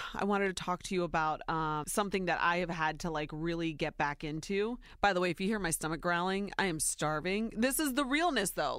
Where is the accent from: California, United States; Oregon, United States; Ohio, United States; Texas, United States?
Ohio, United States; born or raised there